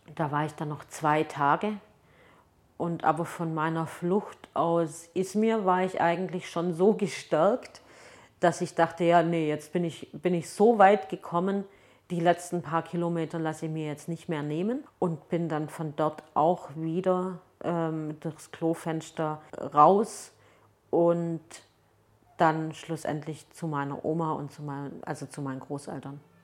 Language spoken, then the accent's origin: German; Germany; also born or lived in Turkey; dass ich nach Hause gehe und also wenn ich dann in Deutschland bin